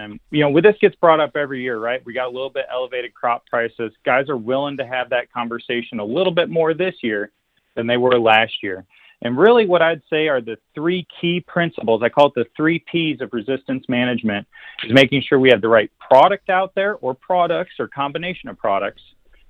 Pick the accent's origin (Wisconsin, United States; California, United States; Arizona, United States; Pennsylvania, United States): Wisconsin, United States; also born or lived in Missouri; now in Iowa, United States; I come from Wisconsin and Missouri. And I can finally say spray black dirt now that I live in Iowa.